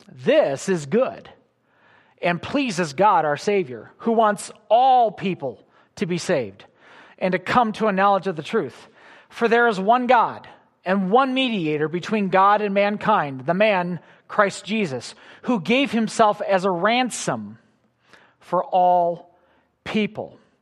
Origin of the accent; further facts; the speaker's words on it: Illinois near Chicago, United States; I grew up in Illinois near Chicago